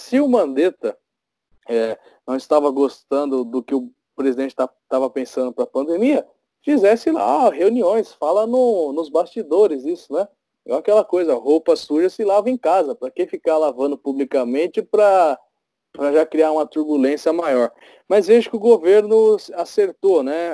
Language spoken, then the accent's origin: Portuguese; São João Novo, São Paulo, Brazil; Aqui em São João Novo, eu sou do bairro de São João Novo.